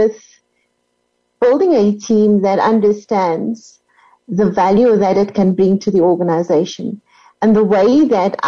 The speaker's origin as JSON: {"language": "English", "country": "South Africa", "said": "I'm South African"}